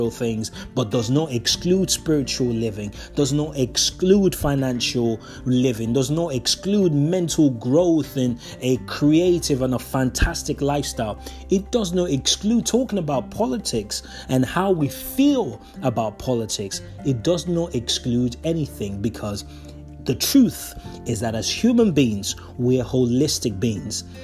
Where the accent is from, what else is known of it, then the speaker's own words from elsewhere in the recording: Nigeria; moved away as an adult; now in United Kingdom; I was born in Nigeria. I spent 18 years of my life, so I was a grown up man before I left that beautiful country to live in the UK